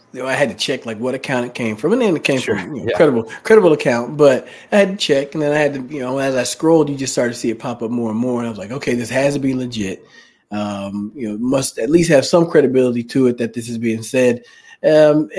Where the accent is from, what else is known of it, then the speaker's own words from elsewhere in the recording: Dallas, Texas, United States; moved away; also born or lived in Washington; I grew up in the Dallas area